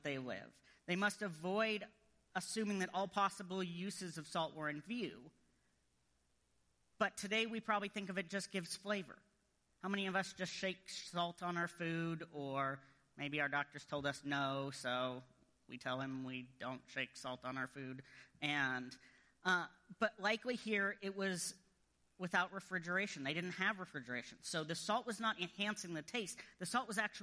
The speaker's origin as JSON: {"language": "English", "country": "United States", "said": "as an American"}